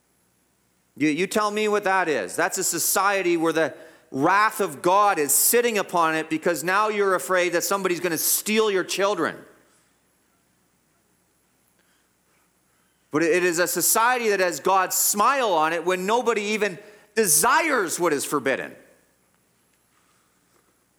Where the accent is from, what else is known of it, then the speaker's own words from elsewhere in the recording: Guelph, Ontario, Canada; I grew up in Guelph, the whole city was our playground